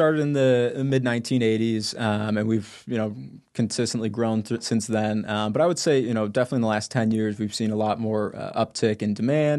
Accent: Chicago, Illinois, United States; now in Phoenix, United States; That is home now. Yeah, born and raised in the Chicago area, but I've lived out there for about going on 3 years now.

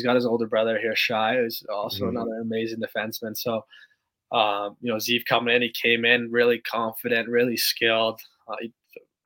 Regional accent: Canada; moved away; Being a Canadian

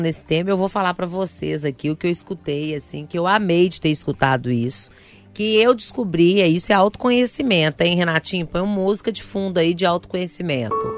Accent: Sabará, Minas Gerais, Brazil; eu, como uma boa sabarense, né? Quem é de Sabará

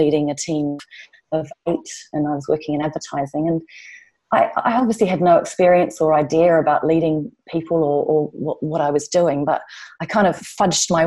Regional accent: New Zealand; moved away as an adult; now in London, United Kingdom; I'm from New Zealand

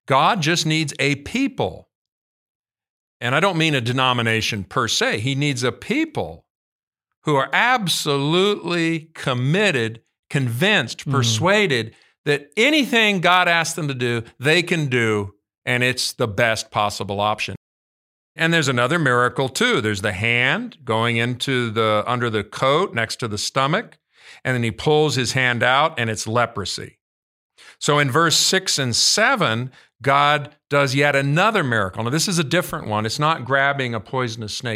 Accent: United States; as an American.

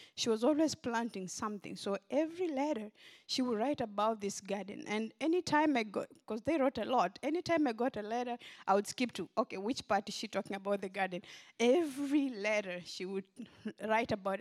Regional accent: Kenya; now in Memphis, United States; I grew up in Kenya, in a village in western Kenya.

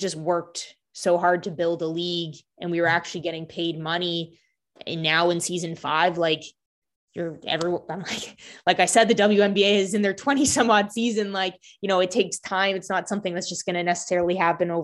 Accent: Canada; now in Boston, United States; I grew up in Canada and the only sport on TV is hockey.

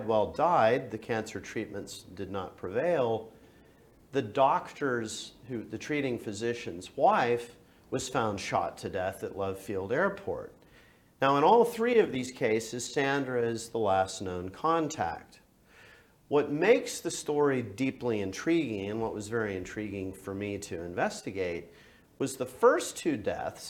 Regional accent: Highland Park, Texas, United States; I grew up in Highland Park. It's an independent township in Dallas County

